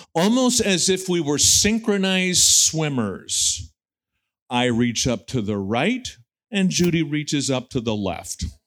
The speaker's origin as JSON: {"language": "English", "country": "United States", "said": "we have as American evangelicals"}